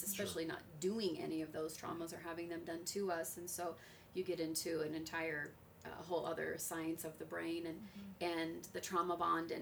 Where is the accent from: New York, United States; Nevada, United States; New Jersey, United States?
Nevada, United States; Las Vegas; I was raised in Vegas where gang mentality was a huge